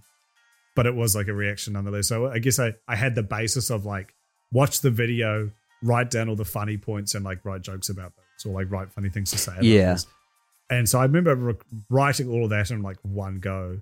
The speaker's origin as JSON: {"language": "English", "country": "New Zealand", "tie": "born or raised there"}